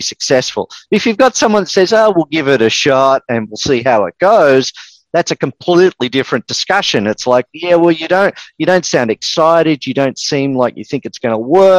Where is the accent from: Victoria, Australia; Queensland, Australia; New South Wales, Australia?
Victoria, Australia; Melbourne; accent: Australian; also born or lived in east coast of the USA; now in United States; I'm actually originally from Melbourne